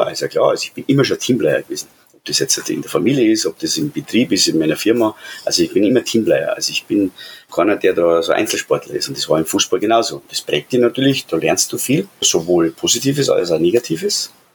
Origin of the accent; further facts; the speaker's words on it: Undorf, Bavaria, Germany; also born or lived in Regensburg / Munich; Ich bin hier in Regensburg geboren, habe ein paar Tage in Regensburg dann gelebt, im Krankenhaus und dann bin ich aber aufgewachsen in Undorf